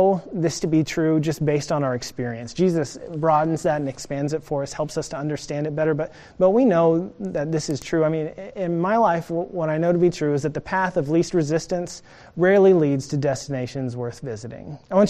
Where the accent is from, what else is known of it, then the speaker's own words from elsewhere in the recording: Norman, Oklahoma, United States; I grew up in Norman